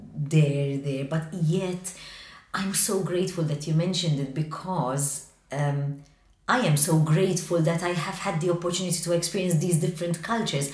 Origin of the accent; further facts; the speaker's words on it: Malta; I love being Maltese Mediterranean